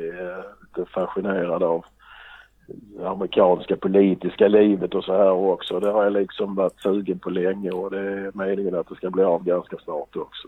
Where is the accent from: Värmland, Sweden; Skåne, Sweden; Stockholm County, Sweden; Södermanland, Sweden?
Skåne, Sweden; Trelleborg; now in Gothenburg, Sweden; Jag kommer från Trelleborg och bor i Göteborg.